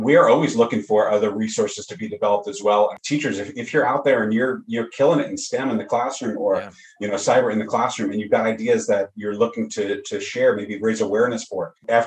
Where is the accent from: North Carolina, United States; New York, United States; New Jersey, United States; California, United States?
New York, United States; Long Island; also born or lived in Staten Island, New York / Fort Myers, Florida; now in Bossier City, United States; I'm originally from New York, Long Island, lived on Staten Island a number of years